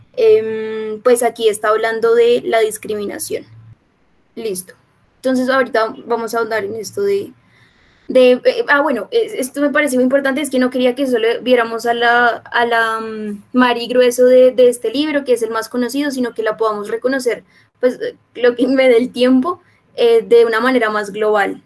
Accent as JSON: {"language": "Spanish", "region": "Bogotá", "country": "Colombia", "said": "soy de Bogotá, pues no tengo a la mano el mar"}